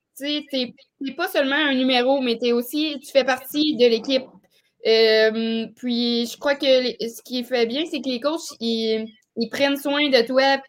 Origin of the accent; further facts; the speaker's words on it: Beauce, Quebec, Canada; j'ai joué au hockey mineur avec les garçons euh, par chez nous en Beauce